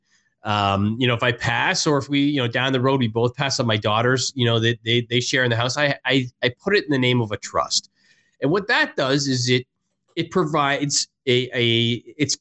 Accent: Canada; moved away; I'm originally from Canada

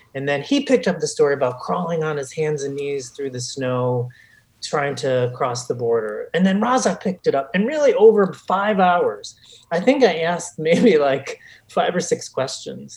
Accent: Chicago, Illinois, United States; as a Chicagoan and a, a lifelong progressive

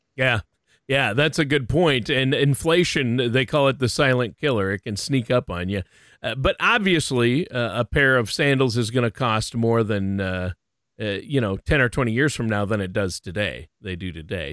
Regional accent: Minnesota, United States; I grew up in Minnesota

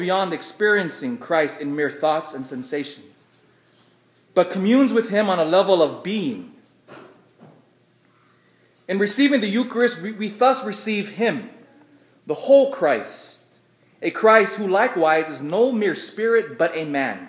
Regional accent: United States; I love being an American

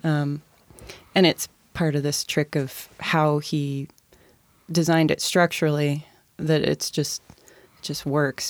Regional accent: University Place, Washington, United States; I grew up in University Place

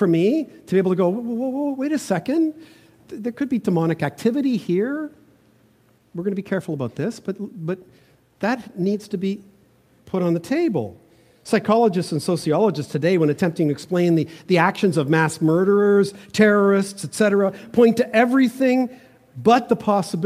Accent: Toronto, Ontario, Canada; moved away; also born or lived in Vancouver; When I grew up in Toronto, just a block and a half away from the city of Yonge Street in North Toronto

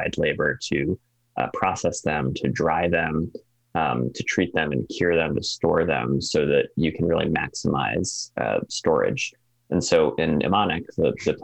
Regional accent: East Coast, near the Connecticut River, New England, United States; now in Alaska, United States; I'm from the East Coast

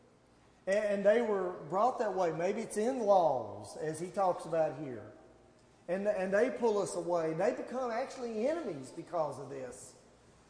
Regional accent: Gallatin, Tennessee, United States; now in Portland, United States; I grew up in Gallatin. I live here now in Portland.

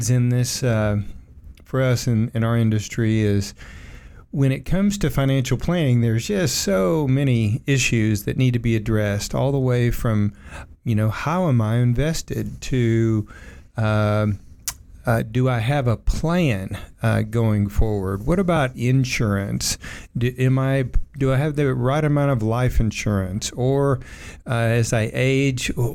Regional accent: Oak Ridge, Tennessee, United States; I grew up in Oak Ridge, and we had that big pool in Oak Ridge, the outdoor pool there that was built by the Corps of Engineers

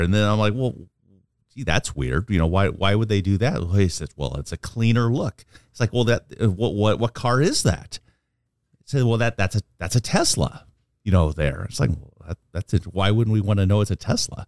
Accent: Omaha, Nebraska, United States; I'm a lifer from, born and raised in Omaha.

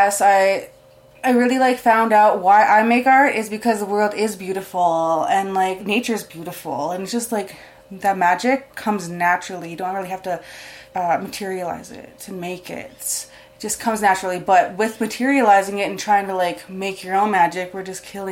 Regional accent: Calgary, Alberta, Canada; also born or lived in Siksika; Predominantly just stay in Calgary my whole life.

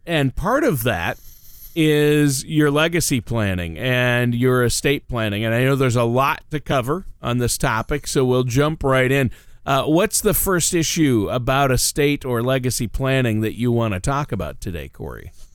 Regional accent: Minnesota, United States; moved away; I'm from Minnesota

